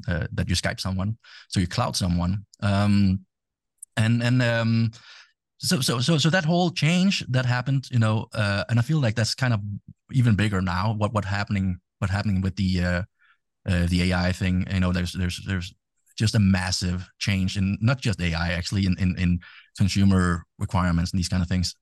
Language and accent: English; Denmark; English is a second language; I'm from Denmark